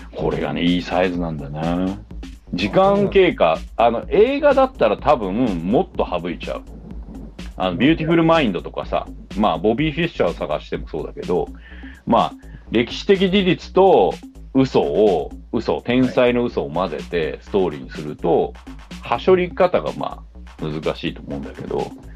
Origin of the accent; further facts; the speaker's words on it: Sayama, Saitama, Japan; 僕の実家、狭山市の、はい、あの、ハイドパーク公園